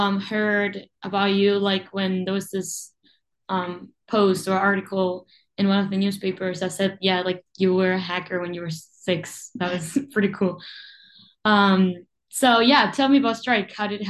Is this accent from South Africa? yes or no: no; Uruguay; moved away as an adult; now in Rochester, United States; I was born and raised in Uruguay, but I'm currently a senior at the University of Rochester in New York